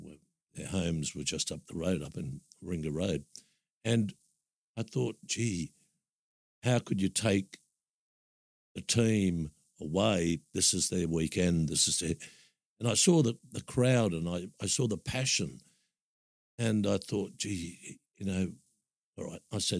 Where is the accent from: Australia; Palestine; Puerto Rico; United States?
Australia; Sydney, New South Wales; moved away as an adult; also born or lived in Narrabeen / Northern Beaches; being born and bred in Maroubra.